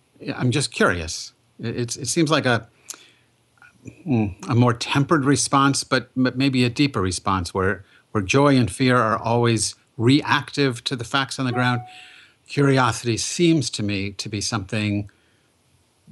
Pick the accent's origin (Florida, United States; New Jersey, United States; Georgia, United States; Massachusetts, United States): Massachusetts, United States; also born or lived in Boston; I'm from Massachusetts, lived in Boston